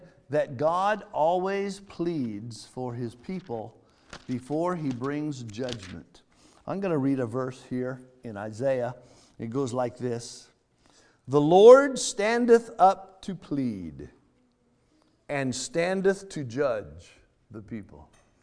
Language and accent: English; California, United States; I'm from California, out there where we do a lot of irrigating in the orchards.